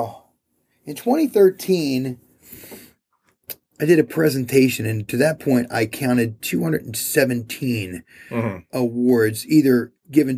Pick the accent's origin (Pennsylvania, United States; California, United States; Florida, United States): Pennsylvania, United States; Philadelphia; moved away; I grew up in Philadelphia